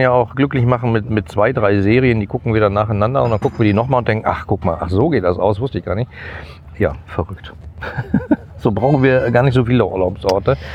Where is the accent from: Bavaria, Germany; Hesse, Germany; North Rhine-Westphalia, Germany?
North Rhine-Westphalia, Germany; Gladbeck; als ich in der Grundschule war, wurde, äh, ich komme aus Gladbeck, äh, wurde da gerade die äh, letzte Zeche geschlossen.